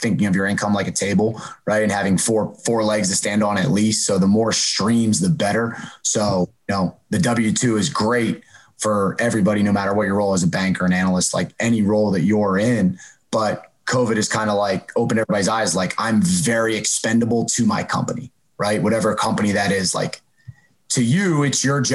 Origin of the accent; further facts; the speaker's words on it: Downingtown, Pennsylvania, United States; moved away as an adult; where I'm from Downingtown, Pennsylvania, right where Corey's from. So we grew up together